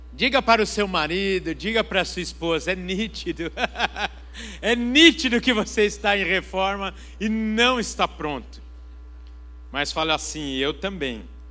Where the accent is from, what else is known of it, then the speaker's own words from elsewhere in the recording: Brazil; eu sou brasileiro, amo o Brasil